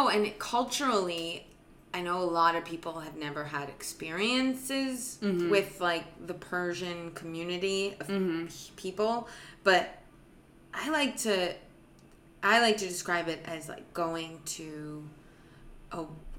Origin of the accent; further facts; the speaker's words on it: Santa Monica, California, United States; Santa Monica.